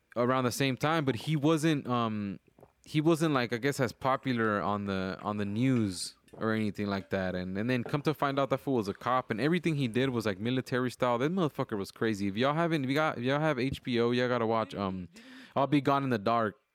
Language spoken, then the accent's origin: English; Wilmington, California, United States; now in Decatur, Georgia, United States; growing up in Wilmington, we hear gunshots at night